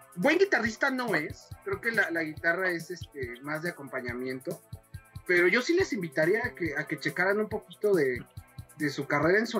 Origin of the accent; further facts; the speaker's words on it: Mexico; siempre le he sido fiel a mi pueblo mexicano